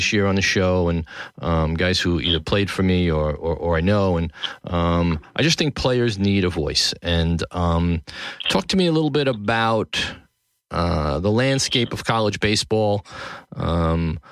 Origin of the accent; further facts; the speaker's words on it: New York City, New York, United States; downtown New York City, my hometown, Tribeca.